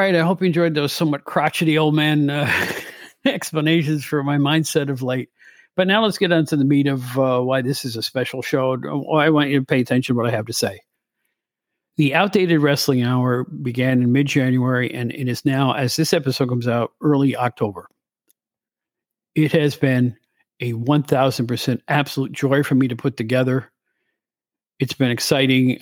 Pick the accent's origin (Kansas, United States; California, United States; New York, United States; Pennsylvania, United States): New York, United States; Albany; my hometown of Albany where I grew up.